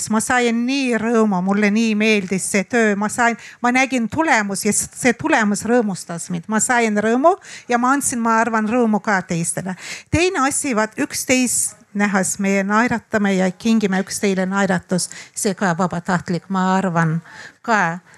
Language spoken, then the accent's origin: Estonian; Baku, Azerbaijan; now in Tallinn, Estonia; ma olen linnatüdruk, ma elasin Bakuus, vanalinnas, ma tulin Eestisse, elasin ka linnas, jälle Tallinnas paneelimajas Lasnamäel.